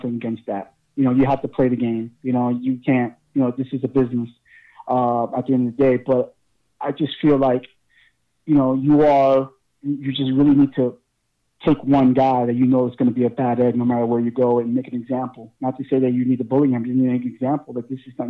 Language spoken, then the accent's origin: English; Newark, New Jersey, United States; I'm from North Jersey. I'm from Newark